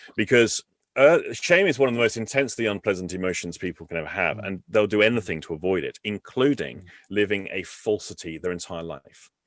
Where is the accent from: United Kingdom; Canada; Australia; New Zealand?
United Kingdom; England; I'm English.